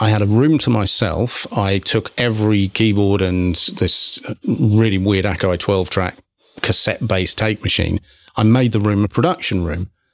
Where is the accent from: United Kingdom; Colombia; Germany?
United Kingdom; England; moved away; being English